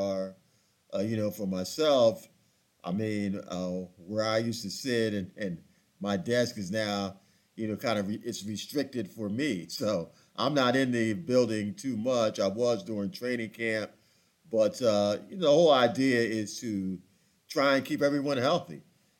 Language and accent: English; Philadelphia, Pennsylvania, United States; moved away; I grew up in Philadelphia